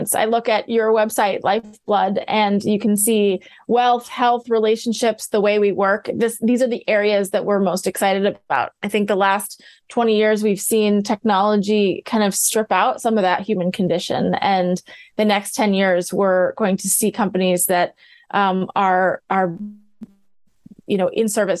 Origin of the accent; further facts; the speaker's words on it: Midwest, United States; I grew up in the Midwest.